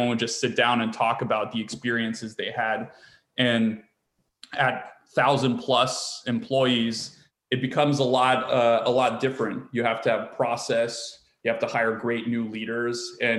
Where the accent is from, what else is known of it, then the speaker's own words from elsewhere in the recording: East Coast, United States; moved away as an adult; also born or lived in California / San Francisco / New York; I grew up on the East Coast